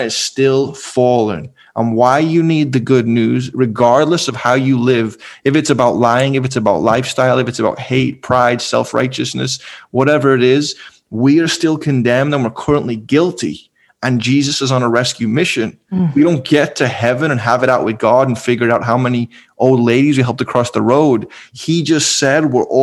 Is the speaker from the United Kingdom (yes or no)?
yes; Liverpool, North West England, United Kingdom; moved away; I'm from Liverpool, one of the most eclectic cities in the world. I grew up with every kind of Muslim